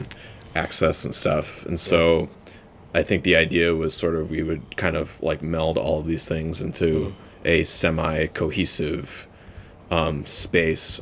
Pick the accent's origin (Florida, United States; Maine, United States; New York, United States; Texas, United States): New York, United States; Clarence; also born or lived in Buffalo; I grew up in I grew up in Clarence. Um, yeah. Went to UB. I've lived here mm-hmm. my whole life